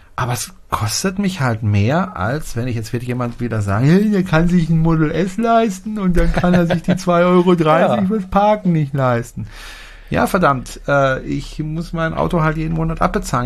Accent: Germany; bei uns in Deutschland

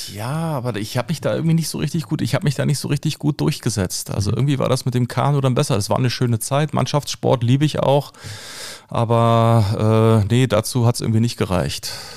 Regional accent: Berlin, Germany; ich komme aus Köpenick, ich bin ein mhm. gebürtiger Köpenicker. Und äh, fünf Minuten von mir, wo ich groß geworden bin

